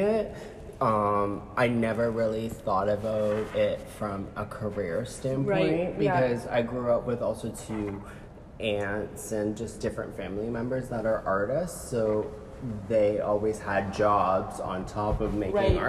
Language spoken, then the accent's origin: English; Hamilton, Ontario, Canada; I grew up in Hamilton